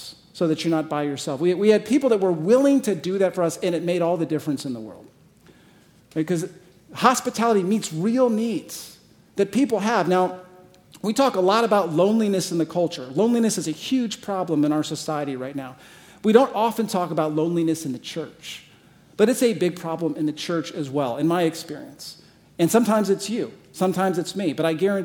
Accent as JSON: {"language": "English", "region": "Arizona", "country": "United States", "also_born_or_lived": "San Diego / Michigan", "moved": "as an adult", "lives_now": "Scottsdale, United States", "said": "I'm originally from Arizona"}